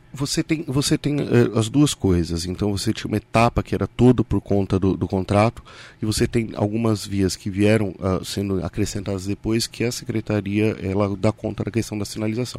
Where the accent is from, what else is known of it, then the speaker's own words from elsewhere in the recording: Ferraz de Vasconcelos, São Paulo, Brazil; also born or lived in Arujá; Nasci, sou criado em Ferraz